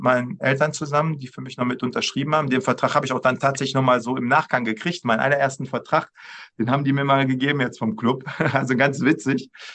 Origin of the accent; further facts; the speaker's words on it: Düsseldorf, North Rhine-Westphalia, Germany; als Düsseldorfer